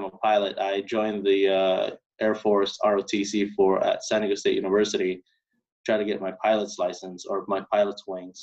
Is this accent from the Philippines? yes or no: yes; Bohol, Central Visayas, Philippines; now in California, United States; I grew up in Philippines, grew up in a small island called Bohol.